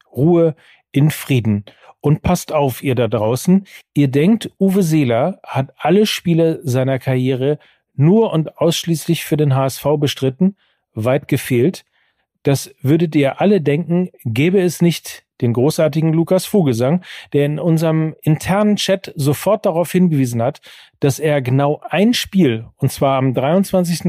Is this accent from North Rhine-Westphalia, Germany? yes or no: yes; North Rhine-Westphalia, Germany; ich bin ja aus Westfale